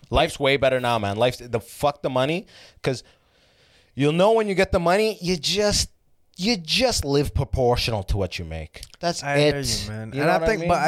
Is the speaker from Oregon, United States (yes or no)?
no; Detroit, Michigan, United States; moved away as an adult; now in San Francisco, United States; I moved from Detroit, and then in San Francisco, I go in.